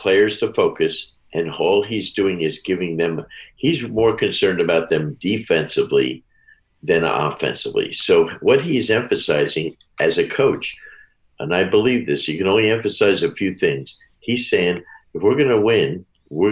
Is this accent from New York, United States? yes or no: no; New Jersey, United States; I grew up in Jersey across the river